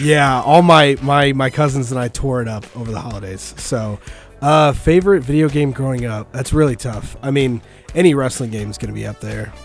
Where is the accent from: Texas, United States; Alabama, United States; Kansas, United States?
Kansas, United States; Wichita; from Wichita originally